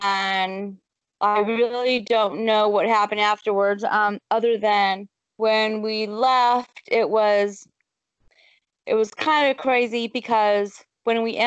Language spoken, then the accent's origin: English; Gulf of Mexico, South Texas, United States; moved away as an adult; also born or lived in Dallas, Texas; I'm from South Texas, so I grew up on the Gulf of Mexico, but I moved to Dallas for 20-something years, and then we came up here in 2004